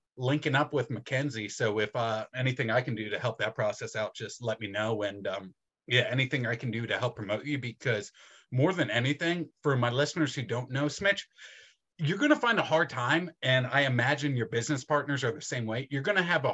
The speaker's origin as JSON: {"language": "English", "town": "Philadelphia", "region": "Pennsylvania", "country": "United States", "said": "I'm from Philadelphia"}